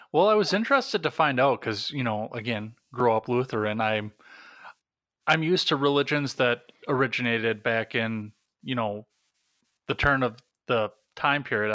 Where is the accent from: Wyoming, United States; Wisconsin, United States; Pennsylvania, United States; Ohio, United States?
Wisconsin, United States; I'm from Wisconsin